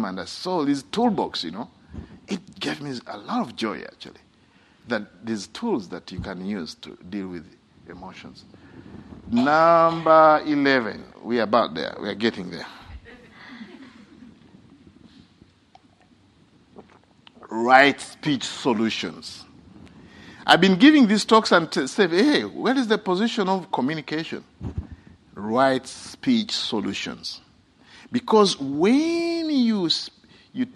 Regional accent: Uganda; moved away; when I was young, growing up in Uganda

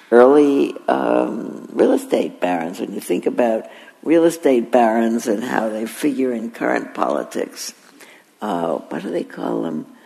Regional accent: South Carolina, United States; Briggs versus Elliott, the first of them took place in my home state, South Carolina.

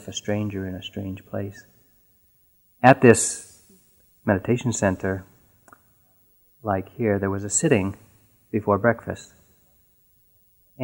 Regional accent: New England, United States; I was born and raised in New England, and I really hadn't left New England much at all in my life.

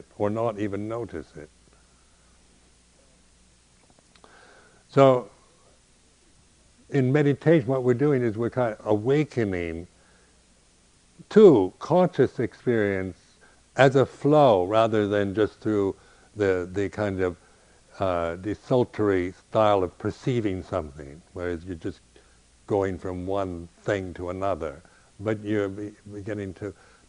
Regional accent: United States; as an American

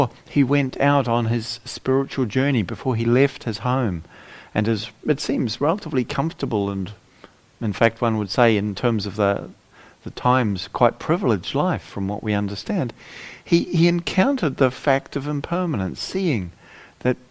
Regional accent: New Zealand; moved away as an adult; also born or lived in England; now in United Kingdom; I spent the first sort of half of my life growing up in New Zealand

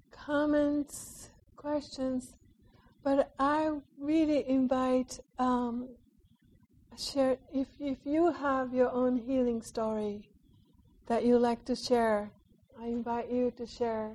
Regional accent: Japan

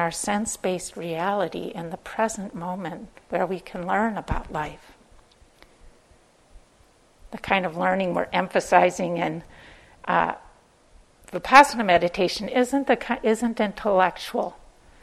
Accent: Minnesota, United States; accent: Minnesotan; I'm from Minnesota

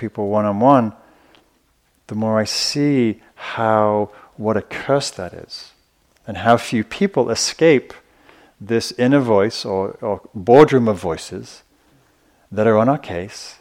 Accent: the north of England, United Kingdom; I grew up in Northern England

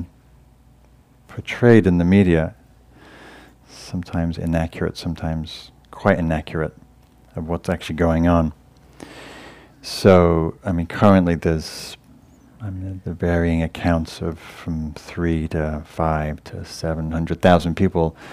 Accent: England, United Kingdom; moved away; I'm from England, my family's in England

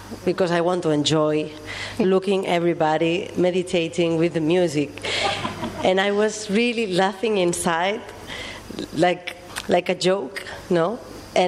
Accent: Barcelona, Catalonia, Spain; I come from Barcelona

